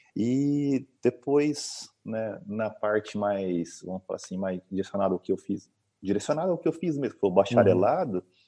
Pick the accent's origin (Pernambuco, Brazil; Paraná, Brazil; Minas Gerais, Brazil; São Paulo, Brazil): Paraná, Brazil; Maringá; moved away as an adult; also born or lived in Boa Esperança, Paraná; now in Uberaba, Brazil; sou nascido fora, mas sou praticamente criado em Maringá.